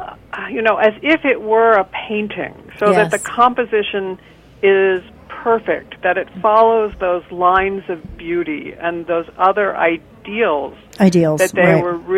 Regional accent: United States; at least for me as an American

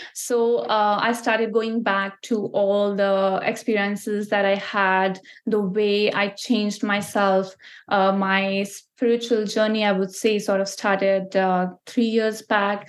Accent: Ludhiana, Punjab, India; moved away as an adult; now in Canada; I'm from Ludhiana, which is a city in Punjab. So Punjab is like a province, as we call here in Canada. There we call state. So Punjab is a state in India. So that's where I'm from. That's where I grew up and I was born there

